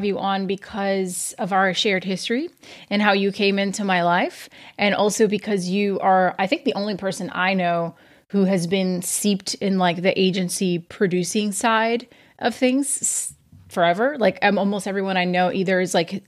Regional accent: São Paulo, Brazil; São Paulo, Brazil, my hometown

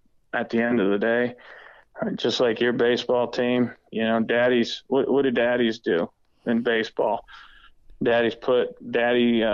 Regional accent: Erie, Pennsylvania, United States; moved away as an adult; I'm from Erie, Pennsylvania

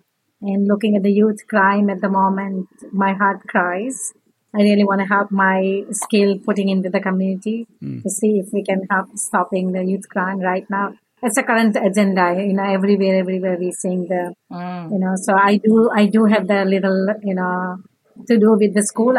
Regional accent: India; moved away as an adult; now in Auckland, New Zealand; So I'm from India, migrant in 1992. Have 3 children, 2 in healthcare. Both of them are paramedic. I'm a nurse myself. Been here 30 years.

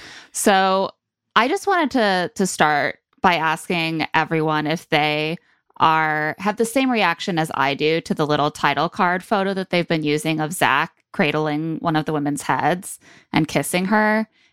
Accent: United States; Nothing says romance to me like a concussion, you know? That's because I'm an American.

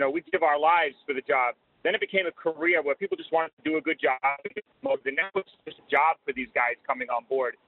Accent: New York, United States; now in Florida, United States; even though I live in Florida, I'm from New York formerly

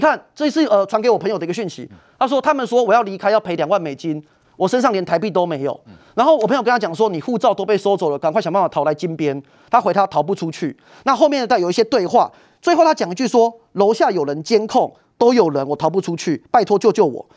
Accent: Taiwan; 我们台湾人

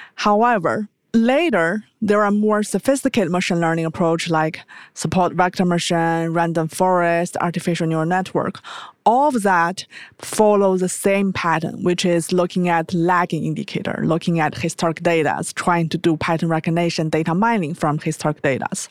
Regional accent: China; moved away as an adult; also born or lived in United States; I was born in China

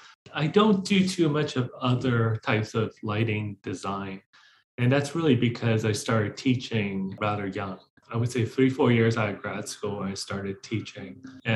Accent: Hong Kong; also born or lived in Boston, United States; I grew up in Hong Kong and Boston. So a bit of a split.

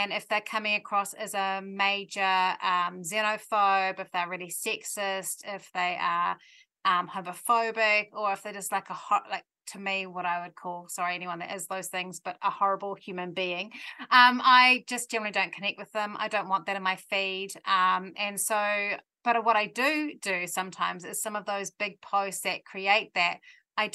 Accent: New Zealand; we're Kiwis

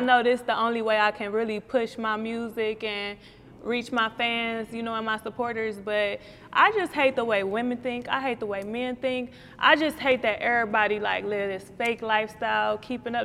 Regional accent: Cleveland, Ohio, United States; I'm from St. Clair

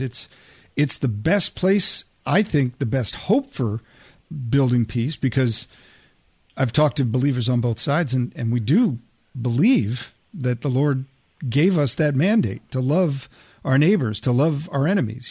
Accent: United States; also born or lived in Oceanside, California; as a Westerner, as an American

